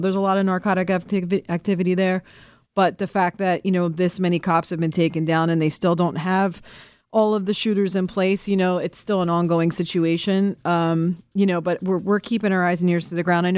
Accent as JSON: {"language": "English", "town": "Philadelphia", "region": "Pennsylvania", "country": "United States", "tie": "born or raised there", "said": "I'm actually from Philly"}